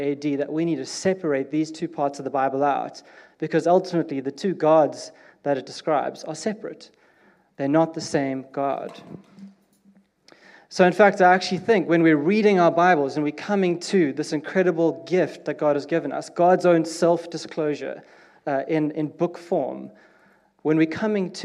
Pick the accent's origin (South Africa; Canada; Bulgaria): South Africa; now in United Kingdom; I'm South African, and we are different